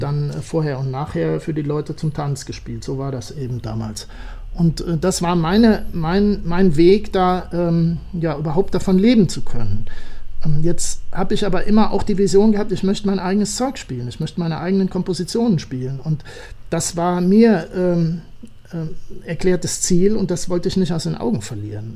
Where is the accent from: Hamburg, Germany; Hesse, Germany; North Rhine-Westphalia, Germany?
North Rhine-Westphalia, Germany; Siegen; bei uns in Siegen